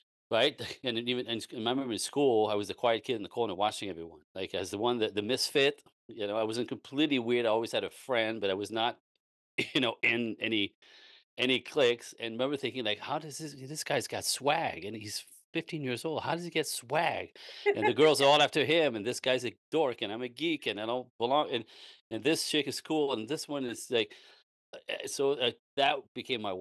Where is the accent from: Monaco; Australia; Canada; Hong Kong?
Canada; East Coast of Canada; moved away as an adult; also born or lived in Los Angeles; I was born in Canada, French Canadian. So back on the East Coast of Canada